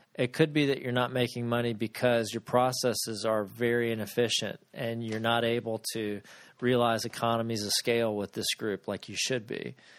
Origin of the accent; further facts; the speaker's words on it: Ocala, Florida, United States; I grew up in Florida, and in Florida we had a, an ocala in the middle of the state where I grew up.